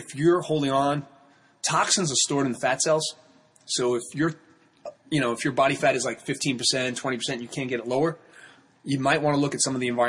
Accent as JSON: {"language": "English", "area": "Long Island", "region": "New York", "country": "United States", "tie": "born or raised there", "also_born_or_lived": "Brooklyn, New York", "said": "I grew up in Long Island. I moved here 8 years ago"}